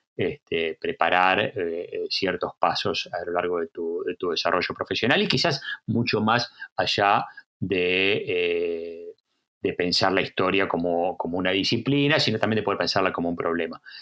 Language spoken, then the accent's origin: Spanish; Argentina; moved away as an adult; also born or lived in United States; now in Bergen, Norway; nací en Argentina, soy argentino y trabajo mucho en Argentina